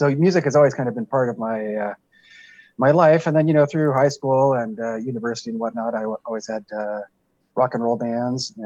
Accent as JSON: {"language": "English", "town": "Winnipeg", "region": "Manitoba", "country": "Canada", "tie": "born or raised there", "also_born_or_lived": "Western Canada", "moved": "yes", "lives_now": "Hamilton, Canada", "said": "I'm based in Hamilton, Ontario, but actually I'm originally from Winnipeg."}